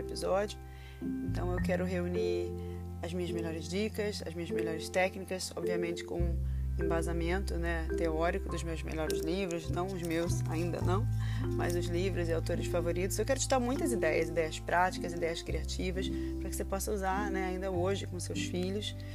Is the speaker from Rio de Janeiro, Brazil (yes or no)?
yes; Rio de Janeiro, Brazil; now in London, United Kingdom; eu sou Carioca em London